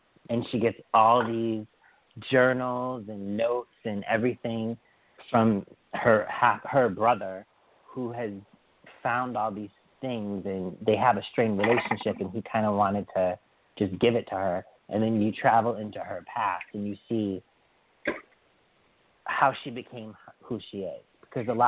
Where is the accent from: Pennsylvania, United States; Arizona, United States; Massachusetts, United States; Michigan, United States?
Massachusetts, United States; Western; I grew up in Western Mass at this place called Pheasant Hill Village